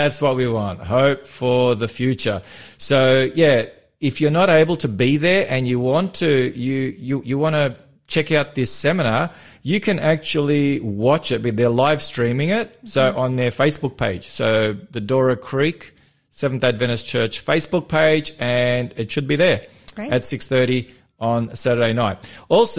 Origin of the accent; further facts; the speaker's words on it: North Macedonia; I'm from Macedonia